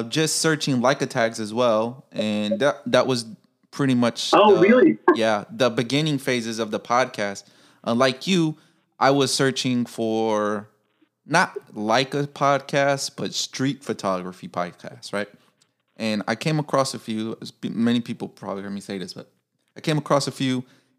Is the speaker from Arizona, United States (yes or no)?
no; Chicago, Illinois, United States; now in Japan; I'm from Pilsen.